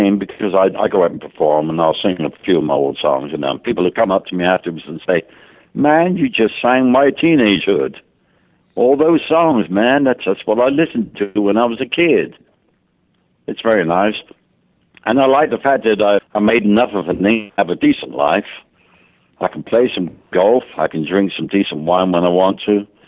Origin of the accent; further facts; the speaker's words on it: England, United Kingdom; now in United States; I'm an Englishman living in America